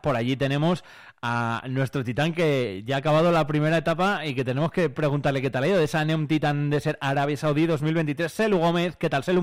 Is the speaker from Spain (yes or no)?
yes; Quintana Redonda, Castile and León, Spain; Yo soy de Quintana